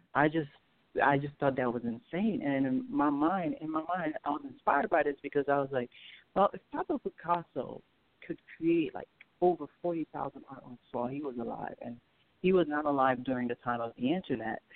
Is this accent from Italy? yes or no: no; Port-au-Prince, Ouest, Haiti; now in United States; I'm from Haiti. I was born in Haiti. I was born in Port au Prince, Haiti.